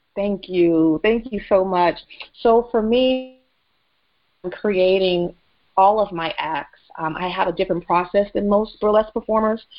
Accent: the South, United States; I grew up in the South

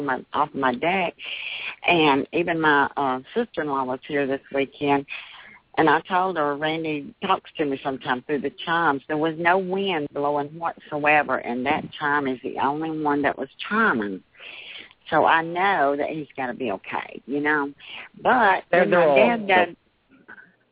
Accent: Milton, Florida, United States; I'm from Milton, Florida

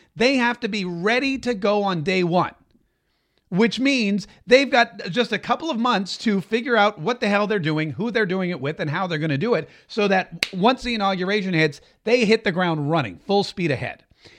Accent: Canada; I'm Canadian and we're not threatening, eh?

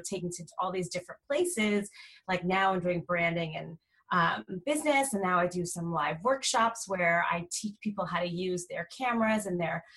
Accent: New York area, United States; moved away as an adult; also born or lived in California; I'm originally from the New York area, so all of my family was on the other coast

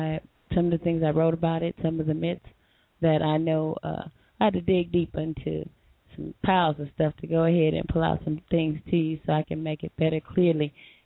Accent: Bridgeport, Connecticut, United States; Well, I'm from Connecticut, Bridgeport, representing here.

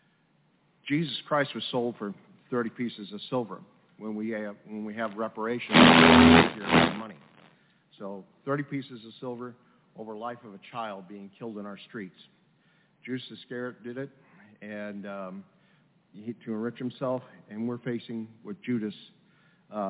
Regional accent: St. Louis, Missouri, United States; I am from South St. Louis

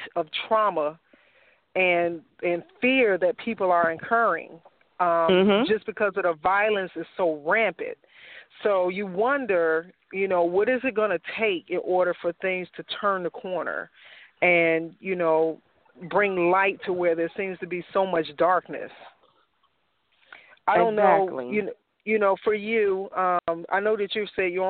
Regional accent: Chicago, Illinois, United States; I'm from Chicago

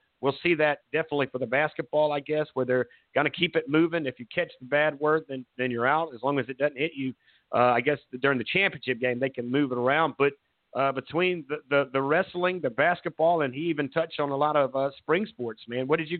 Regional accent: Myrtle Beach, South Carolina, United States; I grew up in Myrtle Beach, so that... those songs always remind me of just growing up as a teenager on the Grand Strand, man.

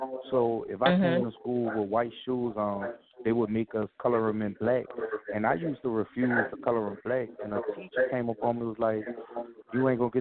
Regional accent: New Orleans, Louisiana, United States; From Louisiana, and I'm from New Orleans.

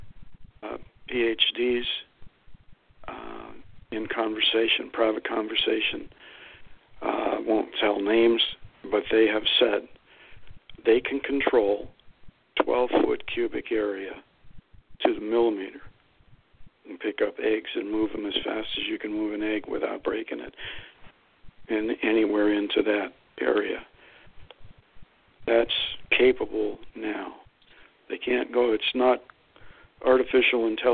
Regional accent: Lordstown, Ohio, United States; moved away; It's actually my hometown. I grew up there.

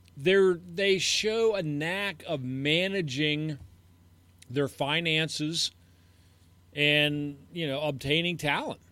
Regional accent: Pittsburgh, Pennsylvania, United States; we're from the Pittsburgh area

